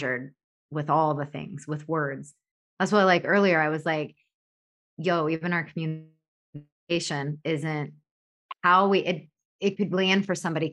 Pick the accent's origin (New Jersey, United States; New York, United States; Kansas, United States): Kansas, United States; I was born in Kansas.